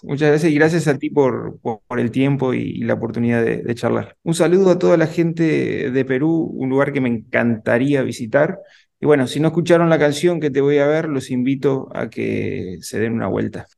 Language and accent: Spanish; Uruguay; yo soy de Uruguay